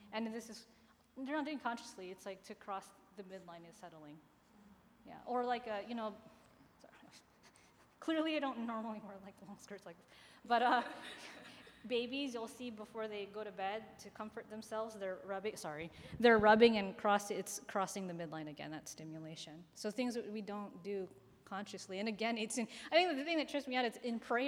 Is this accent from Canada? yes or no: no; Philippines; I'm Filipino, and we use a tabo as opposed to a lota